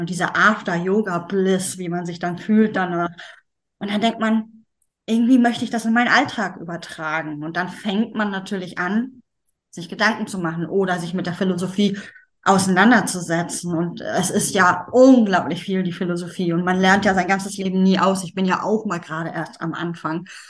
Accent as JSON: {"language": "German", "region": "Schleswig-Holstein", "country": "Germany", "said": "Ich komme aus Norddeutschland, aus dem schönen Schleswig-Holstein"}